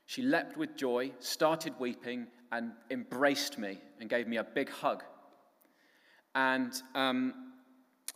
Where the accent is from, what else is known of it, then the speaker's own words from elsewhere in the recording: Cornwall, South West England, United Kingdom; also born or lived in Midlands; I moved back home to Cornwall from the Midlands